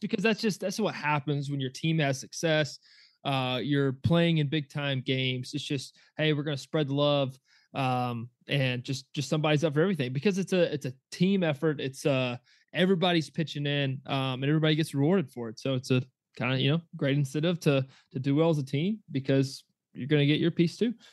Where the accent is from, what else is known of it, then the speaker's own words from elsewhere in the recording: Georgia, United States; growing up in Georgia